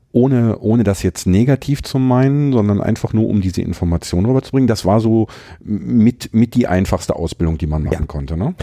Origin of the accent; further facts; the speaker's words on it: Herten, North Rhine-Westphalia, Germany; komme ich ja so mitten aus dem Ruhrpott, aus Herten